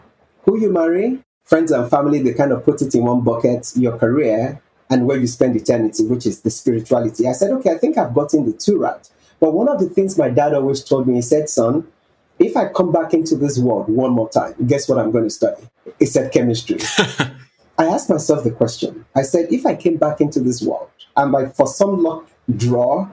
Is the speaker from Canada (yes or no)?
no; Nigeria; growing up in Nigeria, a developing country